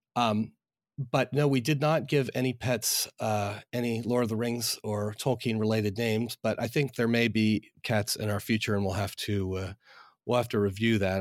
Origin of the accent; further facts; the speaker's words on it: outside Philadelphia, Pennsylvania, United States; now in Northern Virginia, United States; I'm from outside Philadelphia